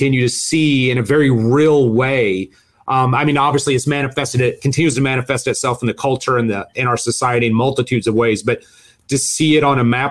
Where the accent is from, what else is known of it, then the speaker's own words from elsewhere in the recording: Arkansas, United States; I grew up in Arkansas, so, you know, I'm a Southern boy.